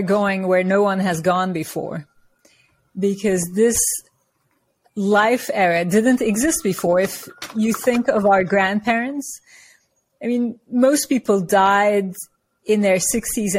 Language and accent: English; Turkey; moved away as an adult; also born or lived in New York; now in United States; So I'm from Turkey, and I come from a culture where we revere our elders